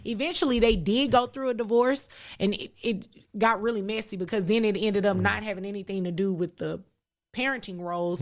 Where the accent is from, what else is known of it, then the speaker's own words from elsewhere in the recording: Dallas, Texas, United States; I'm born and raised in Dallas. There's a specific area in Dallas called Oak Cliff